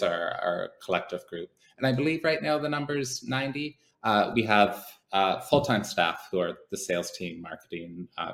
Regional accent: Canada; moved away; as a Canadian

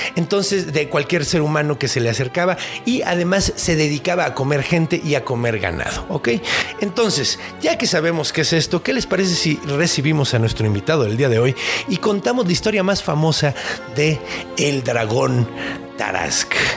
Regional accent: Mexico; los franceses, como los mexicanos, nos comemos lo que sea

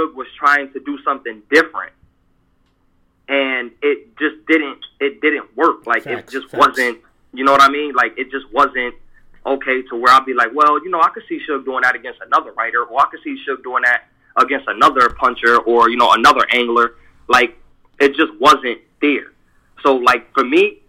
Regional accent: East Coast, United States; I'm from the East Coast

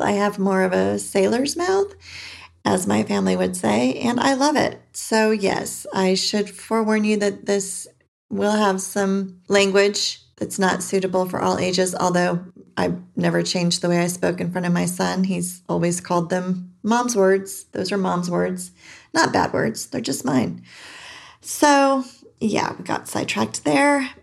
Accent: California, United States; moved away as an adult; now in Arizona, United States; I was born and raised in California and recently moved to Arizona.

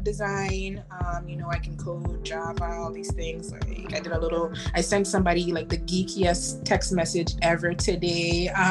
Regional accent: U.S. Virgin Islands; now in Florida, United States; I am originally born and raised in the Virgin Islands here in the state of Florida.

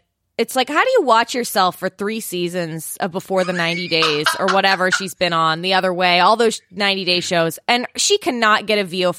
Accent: San Francisco, California, United States; I'm from San Francisco.

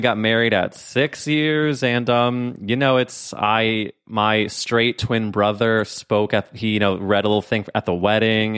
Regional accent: St. Louis, Missouri, United States; I'm from Saint Louis.

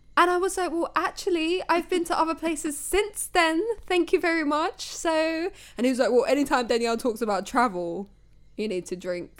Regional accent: United Kingdom; as British people

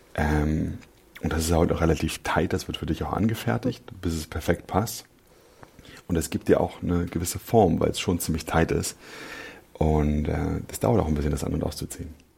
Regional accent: Berlin, Germany; born or raised there

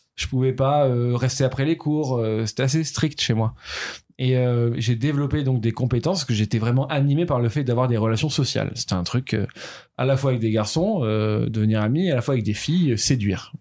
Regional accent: Toulouse, Occitania, France; moved away; also born or lived in Paris; Je suis né à Toulouse, mon adolescence est passée à Toulouse.

